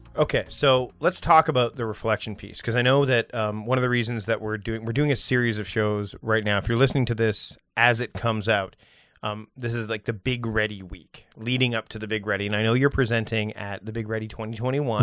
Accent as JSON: {"language": "English", "country": "Canada", "said": "I'm his Canadian cousin"}